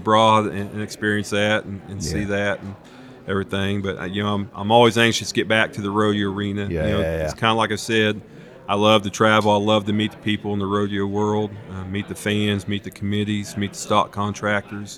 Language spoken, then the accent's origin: English; Kansas, United States; I grew up in Kansas